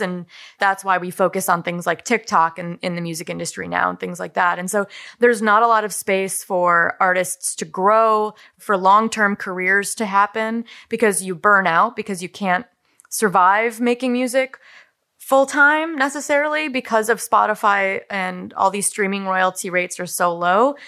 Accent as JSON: {"language": "English", "region": "Wisconsin", "country": "United States", "tie": "born or raised there", "said": "I built a house on the land where I grew up"}